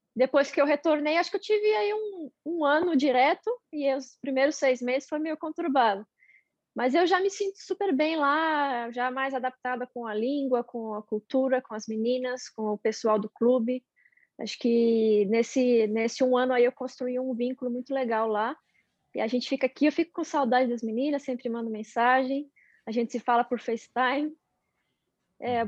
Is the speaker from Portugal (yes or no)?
no; São Bernardo do Campo, São Paulo, Brazil; Sou de São Bernardo.